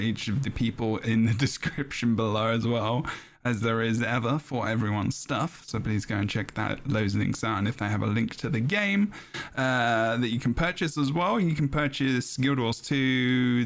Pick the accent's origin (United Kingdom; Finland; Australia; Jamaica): United Kingdom; England; I'm an English person.